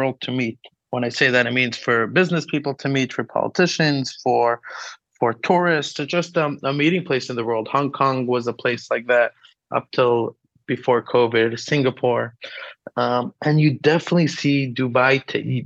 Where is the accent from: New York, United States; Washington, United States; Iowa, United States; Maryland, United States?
New York, United States; New York City; moved away as an adult; also born or lived in Chicago / Manchester / Morocco; now in Abu Dhabi, United Arab Emirates; growing up in Brooklyn, then I studied in Chicago and Manchester, and I lived in Morocco by my sister Hannah for almost 3 years